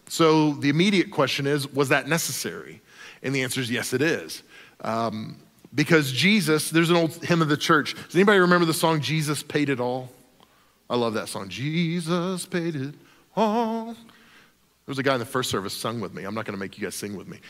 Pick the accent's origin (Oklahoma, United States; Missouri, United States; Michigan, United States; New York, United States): Oklahoma, United States; I grew up in Oklahoma